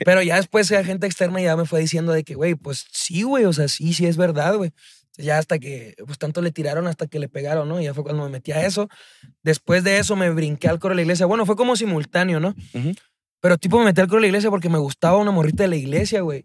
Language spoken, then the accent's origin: Spanish; Chihuahua, Mexico; moved away as an adult; now in Mexico City, Mexico; yo soy de Chihuahua, o sea, soy, soy originario de Chihuahua